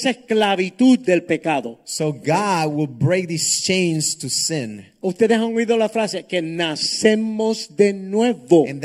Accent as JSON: {"language": "Spanish", "country": "Honduras", "said": "Soy hondureño."}